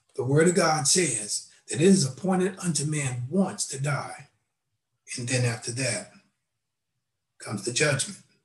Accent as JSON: {"language": "English", "town": "Knoxville", "region": "Tennessee", "country": "United States", "tie": "born or raised there", "said": "I was uh, born in Knoxville, Tennessee"}